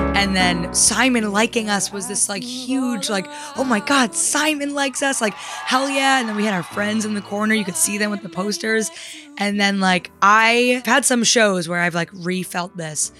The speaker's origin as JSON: {"language": "English", "region": "New Jersey", "country": "United States", "tie": "born or raised there", "said": "I'm from New Jersey. I grew up in a town forty-five minutes outside of New York."}